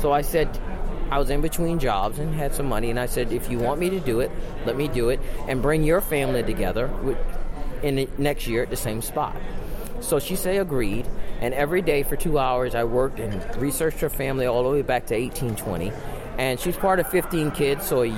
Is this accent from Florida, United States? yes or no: yes; Tampa, Florida, United States; I'm from Tampa, so it only took me an hour to drive over